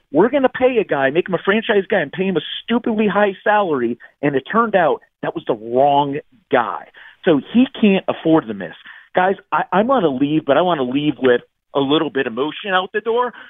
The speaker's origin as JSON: {"language": "English", "town": "Scranton", "region": "Pennsylvania", "country": "United States", "moved": "yes", "lives_now": "Middletown, Delaware, United States", "said": "I am originally from Scranton, Pennsylvania, home of The Office"}